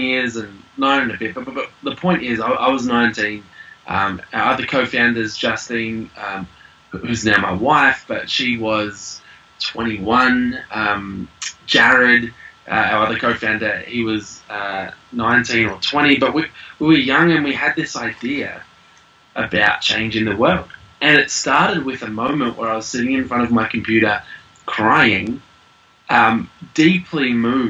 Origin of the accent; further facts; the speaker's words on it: Australia; moved away as an adult; now in New Zealand; we are Aussie